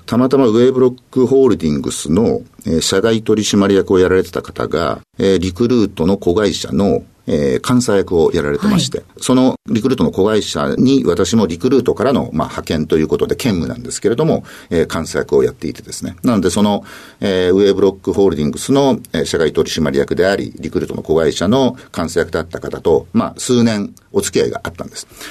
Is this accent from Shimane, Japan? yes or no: yes; Matsue, Shimane, Japan; moved away as an adult; 島根県松江市というところです